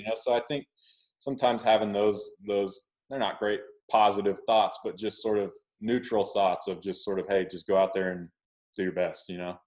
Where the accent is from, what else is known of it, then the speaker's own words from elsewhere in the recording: Oklahoma, United States; I grew up in Oklahoma